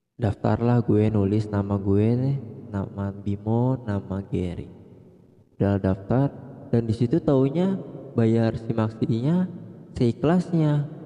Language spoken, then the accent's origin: Indonesian; Bogor, West Java, Indonesia; gue dari Bogor